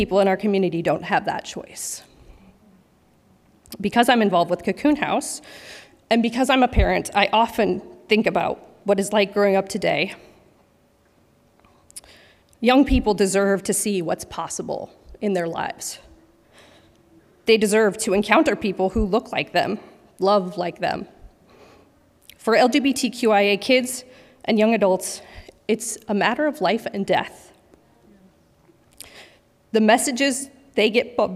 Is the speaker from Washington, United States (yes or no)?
yes; Washington, United States; Growing up in Washington several decades ago